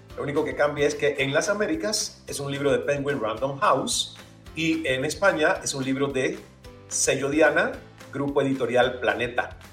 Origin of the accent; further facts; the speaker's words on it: El Caney, Santiago de Cuba, Cuba; en mi pueblo natal del Caney, allá en Santiago de Cuba, en Cuba